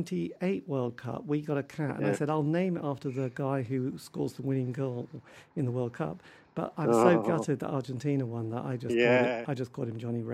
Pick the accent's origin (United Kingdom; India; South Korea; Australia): United Kingdom; Norwich, East of England; I come from Norwich